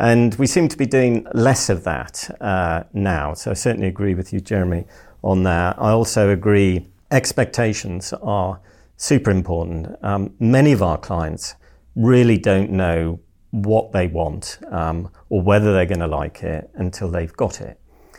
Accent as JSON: {"language": "English", "region": "North East England", "country": "United Kingdom", "said": "No, I am originally a Geordie."}